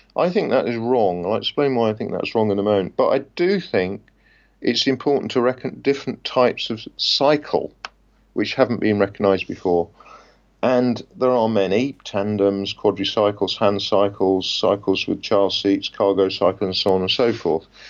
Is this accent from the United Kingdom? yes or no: yes; Leicester, East Midlands, United Kingdom; moved away; which was my hometown